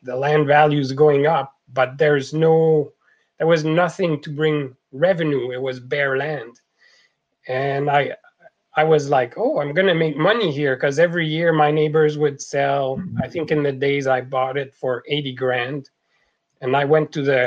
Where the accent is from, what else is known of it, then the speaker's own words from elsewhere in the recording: Quebec, Canada; accent: French Canadian; moved away as an adult; now in British Columbia, Canada; as you can tell from the accent, I'm a French Canadian, and I moved from La Belle Province in 1990